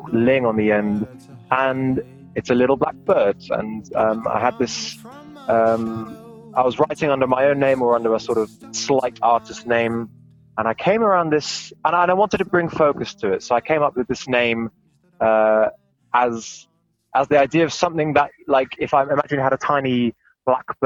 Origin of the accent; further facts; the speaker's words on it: England, United Kingdom; now in Germany; I come from England